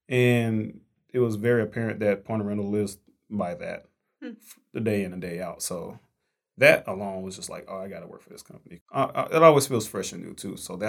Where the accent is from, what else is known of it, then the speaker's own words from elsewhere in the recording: Fort Worth, Texas, United States; sales development rep here. Born and raised in Fort Worth, Texas, so Texas native and...